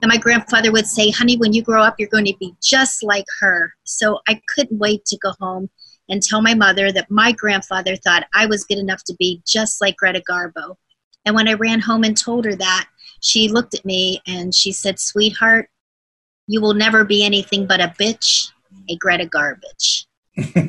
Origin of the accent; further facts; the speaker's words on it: Arizona, United States; moved away as an adult; now in Hawaii, United States; I'm originally from Arizona, most of my adult life lived there.